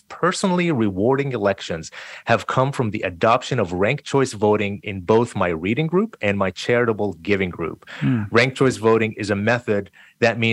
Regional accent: Jordan; also born or lived in New York / Delaware; now in Seattle, United States; I'm Palestinian, but I was born and raised in Jordan

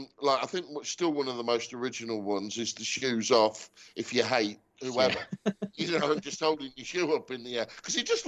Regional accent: England, United Kingdom; an English sports fan

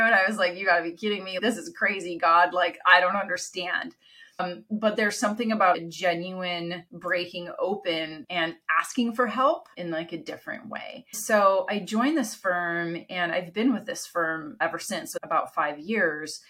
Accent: Canada; first language Italian; English is a second language; moved away as an adult; also born or lived in Italy; My parents are Italian. They immigrated to Canada, where I was born. Italian's my first language.

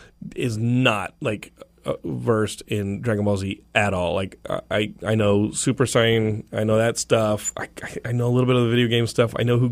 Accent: Texas, United States; I'm from Texas. I know this.

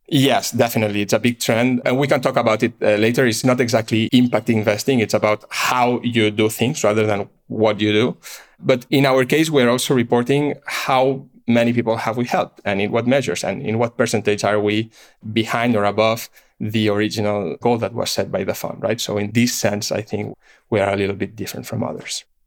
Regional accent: Barcelona, Catalonia, Spain; moved away as an adult; I'm born and raised in Barcelona.

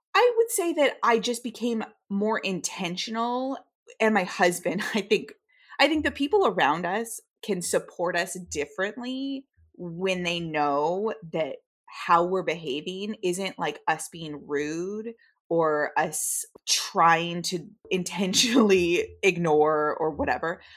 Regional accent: United States; as a westernized person and as an American

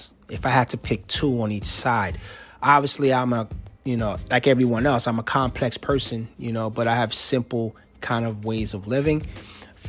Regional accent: New Jersey, United States; moved away as an adult; now in Alexandria, United States; I'm from Jersey, and DMV to us means Department of Motor Vehicles

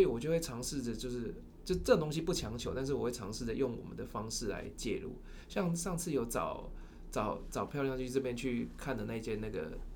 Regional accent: Caotun, Nantou County, Taiwan; moved away as an adult; now in Taichung, Taiwan; 我小时候在草屯长大

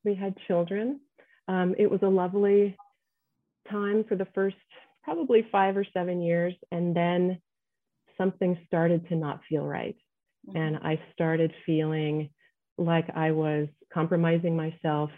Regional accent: United States; also born or lived in Nebraska / Ohio; now in Colorado, United States; I was raised in Nebraska and Ohio

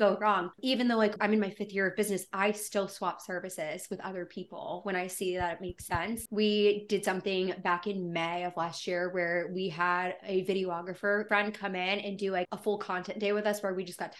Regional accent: Erie, Pennsylvania, United States; now in Louisville, United States; my hometown of Erie, Pennsylvania

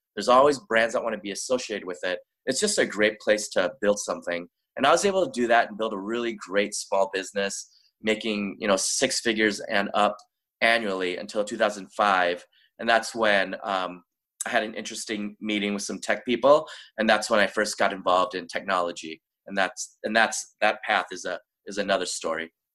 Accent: Minnesota, United States; moved away; also born or lived in Daegu, South Korea / Los Angeles; I was born in Daegu, South Korea. We moved to Minnesota when I was little. And um, I grew up in Minnesota

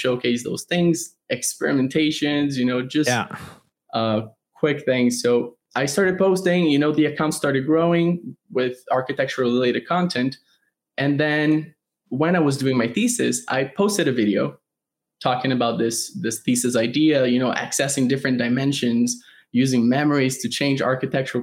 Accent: Brazil; moved away as an adult; now in United States; I'm originally from Brazil. I grew up my whole life there.

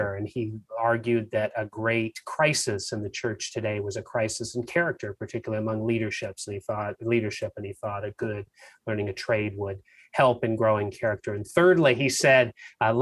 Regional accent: San Diego, California, United States; also born or lived in Massachusetts / Pasadena, California; I grew up down in the San Diego area

